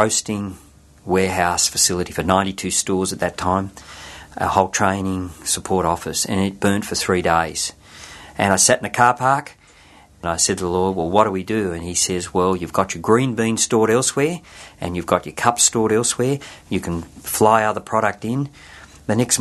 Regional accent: Sydney, New South Wales, Australia; I was born in Blacktown in Sydney

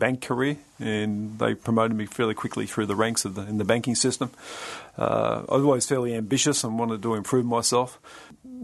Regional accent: Sydney, New South Wales, Australia; moved away as an adult; now in Queensland, Australia; I'm very much a suburban boy in Sydney

